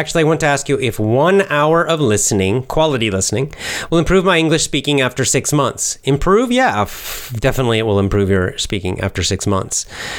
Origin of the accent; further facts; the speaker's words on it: the South, United States; I grew up in the South mostly. I did spend a couple of years up north, but most of the time I was in the South, but in different locations in the South during my childhood.